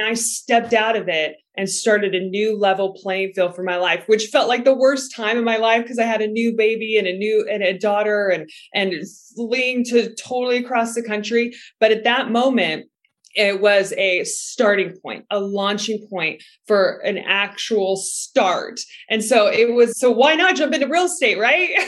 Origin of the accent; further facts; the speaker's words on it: Seattle, Washington, United States; moved away; also born or lived in Texas; I'm originally from Seattle, Washington, and I was living in Texas